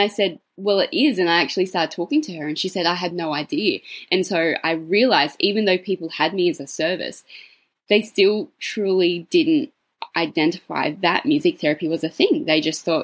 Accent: Cootamundra, New South Wales, Australia; my hometown of Cootamundra

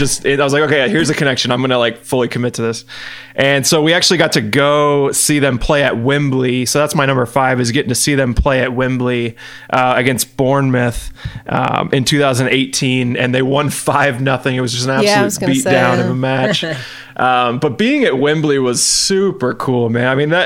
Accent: United States; I felt very English for being an American.

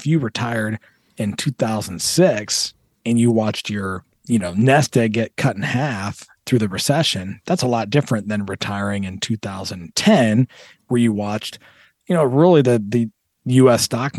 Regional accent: Toledo, Ohio, United States; You know, I grew up in Toledo, like we talked about.

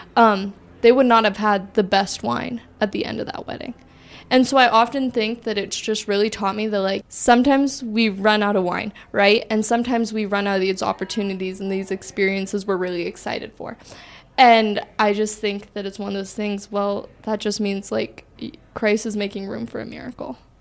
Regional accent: Washington, United States; I'm from Washington

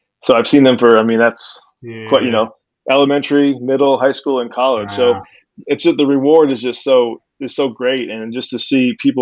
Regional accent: Cape Coral, Florida, United States; I'm from Cape Coral. So I went to Mariner High School, graduated there in 1998

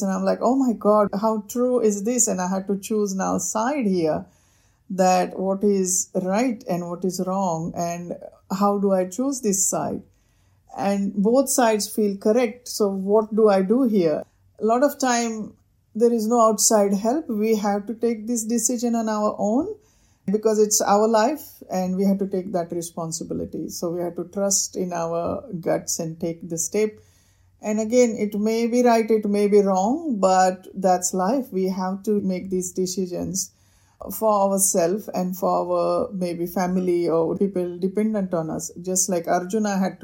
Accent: India; growing up in India

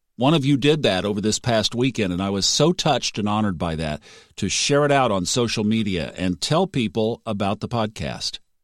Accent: United States; as an American

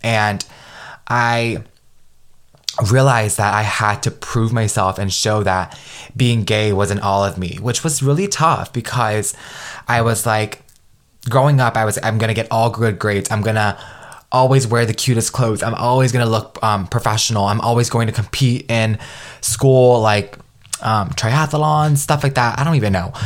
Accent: United States; growing up being Vietnamese American in a very traditional Vietnamese household

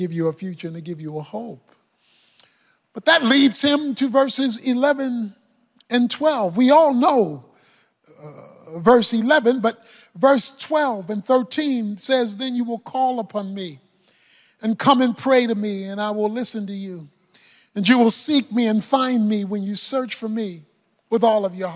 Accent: Baltimore, Maryland, United States; So I'm from Baltimore

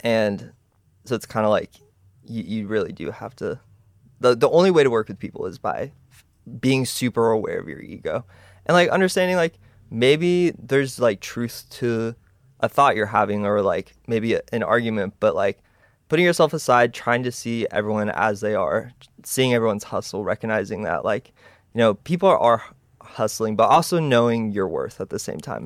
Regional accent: Texas, United States; I was born in Texas, you know, and it was cool because I grew up in like a musical family

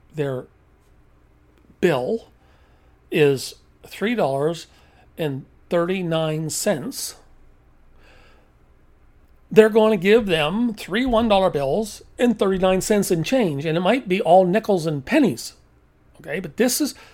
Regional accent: East Coast, United States; moved away; I'm from the East Coast.

